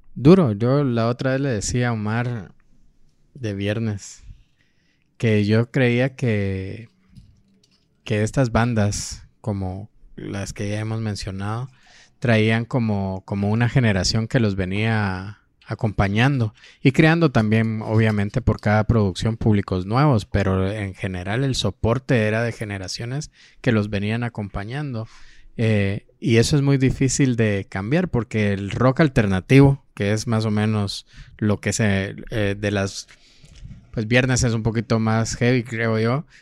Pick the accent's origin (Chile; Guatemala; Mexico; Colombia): Guatemala; Petén; now in Guatemala City, Guatemala; yo vengo de Petén